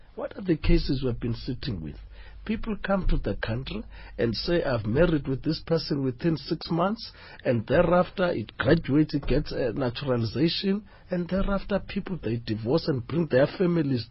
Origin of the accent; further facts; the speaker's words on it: South Africa